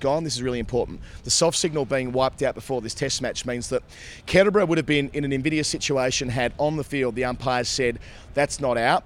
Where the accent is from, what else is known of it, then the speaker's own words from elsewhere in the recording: Australia; I'm an Aussie